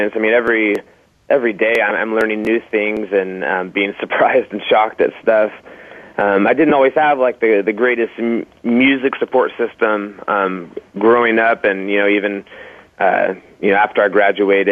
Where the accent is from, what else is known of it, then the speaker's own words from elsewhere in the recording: Portland, Oregon, United States; also born or lived in Colorado Springs, Colorado; I was born in Colorado Springs. Moved here when I was pretty little, and I've been in Portland ever since